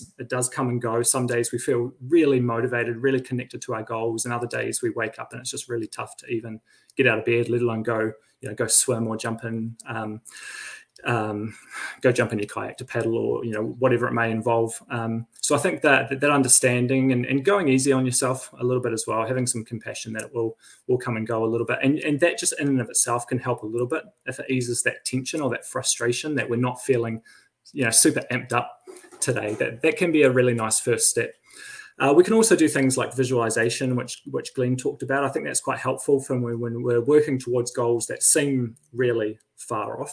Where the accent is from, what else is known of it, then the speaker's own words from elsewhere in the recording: Christchurch, Canterbury, New Zealand; moved away as an adult; also born or lived in Wellington; now in Riverhead, New Zealand; We're both from Christchurch.